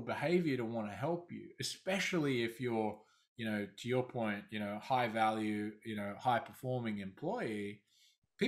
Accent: Australia; accent: Australian; moved away as an adult; also born or lived in London; I started out my career in Australia. Obviously, my accent is from there

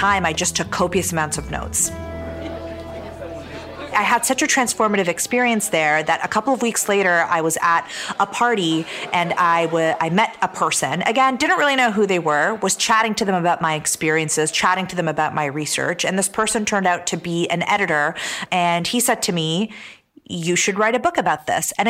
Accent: Canada; also born or lived in Damascus, Syria / Toronto, Canada; I was born in Damascus, Syria, and my parents immigrated to Canada, to Toronto in 1989. And I grew up in Canada

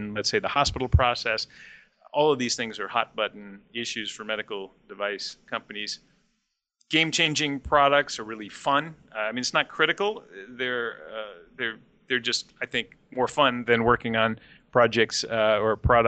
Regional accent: Pleasanton, California, United States; my hometown of Pleasanton

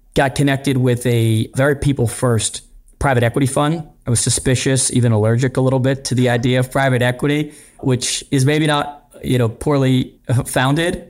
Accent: Pittsburgh, Pennsylvania, United States; moved away; I grew up in Pittsburgh

